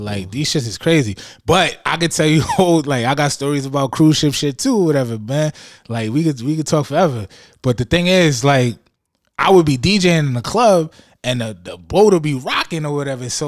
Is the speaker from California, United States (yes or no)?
no; New York City, New York, United States; also born or lived in Buffalo, New York / Bahamas (family); I was born in Harlem